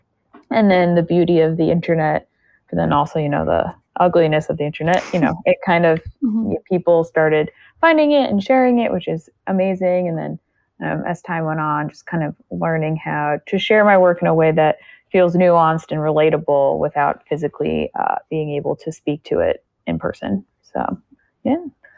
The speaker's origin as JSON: {"language": "English", "country": "United States", "said": "specifically in America, because I'm American"}